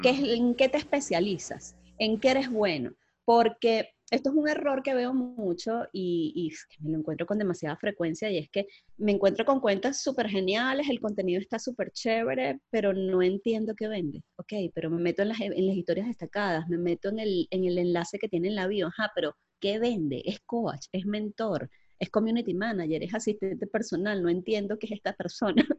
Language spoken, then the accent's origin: Spanish; Puerto Cabello, Carabobo, Venezuela; now in Cali, Colombia; yo soy venezolana, nací en Venezuela, en Puerto Cabello, y en este momento me encuentro viviendo en Cali, Colombia